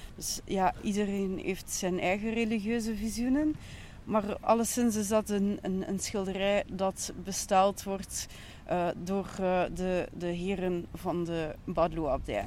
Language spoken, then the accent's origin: Dutch; Ghent, Flanders, Belgium